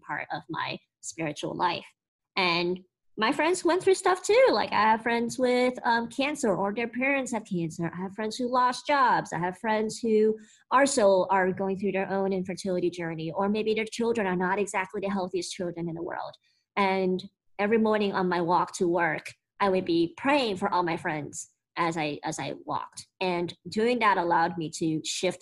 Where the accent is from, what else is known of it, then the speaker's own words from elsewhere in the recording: United States; speaking as an American